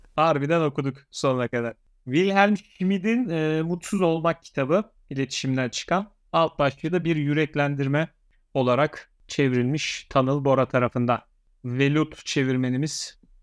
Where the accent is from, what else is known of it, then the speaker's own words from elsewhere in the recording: Eskişehir, Turkey; ben Eskişehirliyim